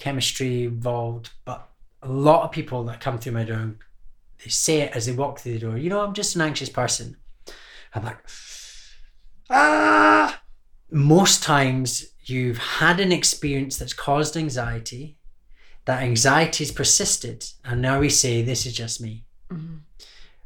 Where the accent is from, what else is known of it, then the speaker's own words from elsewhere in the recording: Scotland, United Kingdom; growing up in Scotland